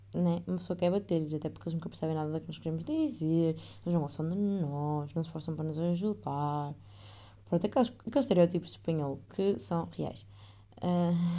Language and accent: Portuguese; Northern Portugal, Portugal; moved away as an adult; now in Netherlands; E eu sou do norte